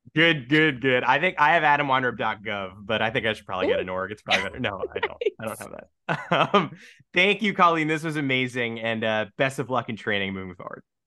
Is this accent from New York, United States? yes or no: yes; New York, United States; I'm from New York